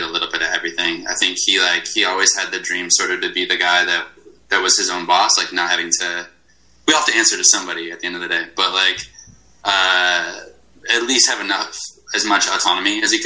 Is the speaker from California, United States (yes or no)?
no; Glastonbury, Connecticut, United States; moved away as an adult; now in Chicago, United States